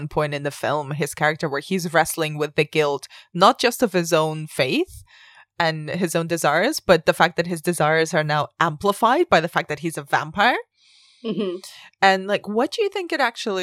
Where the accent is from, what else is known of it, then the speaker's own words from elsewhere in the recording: Spain; moved away; I grew up in Spain, which is mostly Catholic